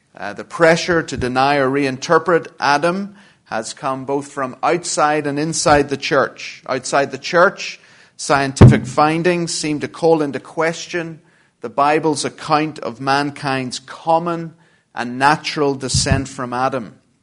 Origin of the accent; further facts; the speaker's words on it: Belfast, Northern Ireland, United Kingdom; moved away; I'm from uh, Belfast in Northern Ireland and have been living in exile for far too long.